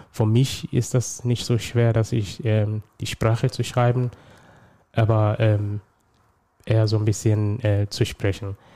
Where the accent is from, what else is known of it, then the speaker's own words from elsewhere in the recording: Somalia; now in Germany; ursprünglich komme ich aus Somalia. Ähm, ich bin seit 2011 in Deutschland.